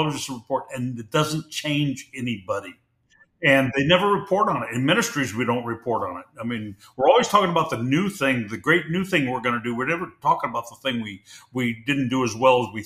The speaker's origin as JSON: {"language": "English", "region": "Pacific Northwest", "country": "United States", "tie": "born or raised there", "said": "I grew up in the Pacific Northwest"}